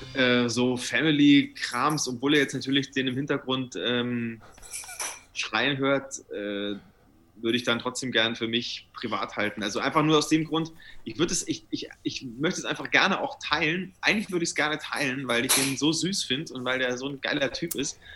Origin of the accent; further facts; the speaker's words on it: Brunn, Bavaria, Germany; ich komme ja aus der Nähe von Nürnberg, aus Brunn